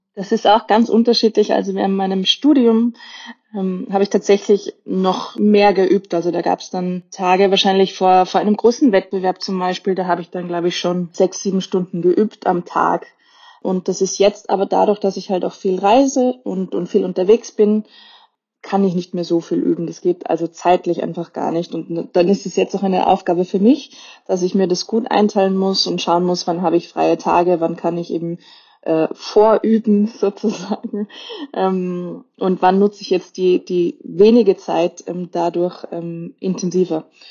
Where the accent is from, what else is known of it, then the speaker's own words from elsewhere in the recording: Austria; als Österreicherin